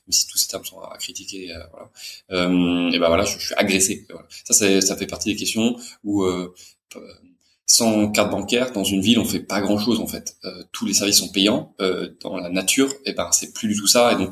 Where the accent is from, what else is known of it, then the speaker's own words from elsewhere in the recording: Brest, Brittany, France; born there; also born or lived in Brussels / Paris; je suis né en France, à Brest, mais j'ai vécu que quelques mois là-bas. J'ai pas mal déménagé, plutôt dans des villes françaises, et, j'ai vécu en, à Bruxelles. J'ai fait des études d'ingénieur à Paris.